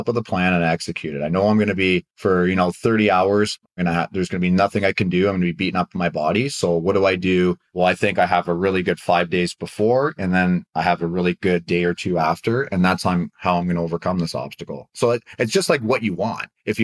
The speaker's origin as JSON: {"language": "English", "country": "Canada", "also_born_or_lived": "Anaheim, United States", "moved": "as an adult", "lives_now": "United States", "said": "I'm a Canadian living in the U.S."}